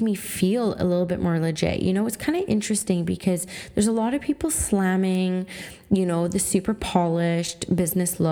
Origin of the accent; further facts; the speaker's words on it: Canada; I'm a First Nations Canadian woman. I'm half Swampy Cree and I'm half Canadian